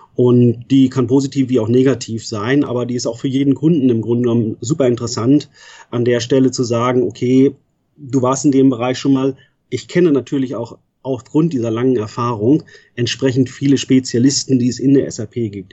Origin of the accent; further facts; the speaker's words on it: Northern Germany, Germany; moved away as an adult; also born or lived in Frankfurt / Münster; Ich bin in Norddeutschland groß geworden